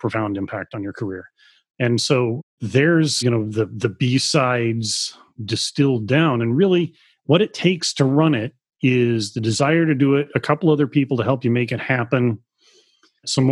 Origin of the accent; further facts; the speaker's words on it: United States; even as an American